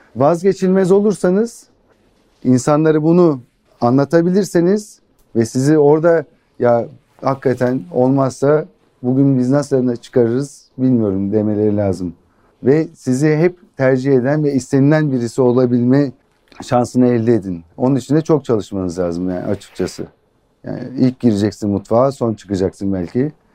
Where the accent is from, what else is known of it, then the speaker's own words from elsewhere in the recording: Ankara, Turkey; Ankara doğumluyum.